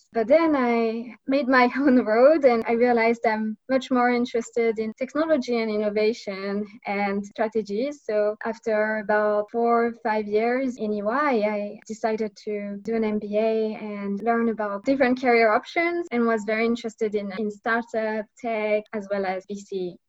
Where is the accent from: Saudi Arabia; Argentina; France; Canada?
France; English is a second language; moved away as an adult; also born or lived in United Kingdom / United States / Japan; So I'm originally from France, but I also studied in the UK, in London, and in Boston as well at MIT.